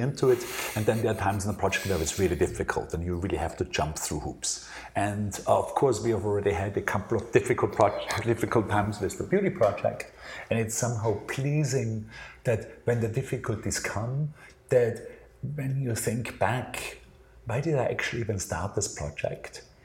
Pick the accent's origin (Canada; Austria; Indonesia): Austria; born or raised there